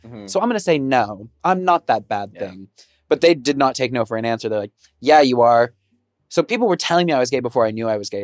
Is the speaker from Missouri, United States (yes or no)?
no; Texas, United States; now in Seattle, United States; growing up in Texas